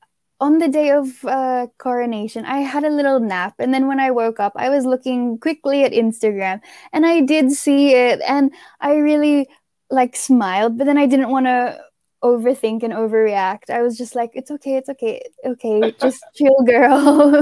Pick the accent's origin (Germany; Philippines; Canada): Philippines; from the Philippines, and I am, I am your future scene of the crime operative here in the Philippines.